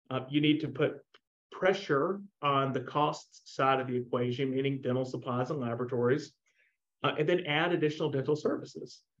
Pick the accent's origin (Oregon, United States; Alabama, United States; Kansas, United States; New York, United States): Alabama, United States; Montgomery; go work for my dentist uh, that I grew up with in Montgomery, Alabama, or go do my own thing.